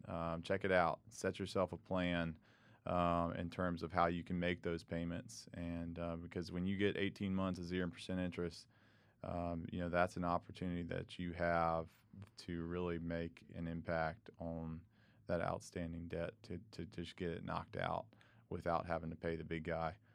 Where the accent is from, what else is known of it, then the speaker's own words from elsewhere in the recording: Charlotte, North Carolina, United States; moved away as an adult; now in Greenville, United States; I grew up in Charlotte, so right down the road